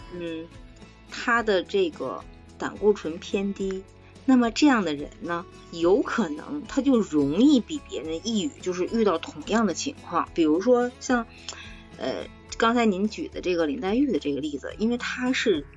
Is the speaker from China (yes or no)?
yes; China; 我们中国人